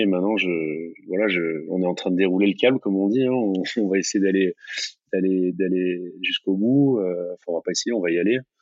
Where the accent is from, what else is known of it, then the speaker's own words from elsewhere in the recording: near Marseille, Mediterranean coast, Provence-Alpes-Côte d'Azur, France; qui est pas loin de là où j'ai grandi. C'est la, même mer, hein. c'est la Méditerranée, c'est le même Mistral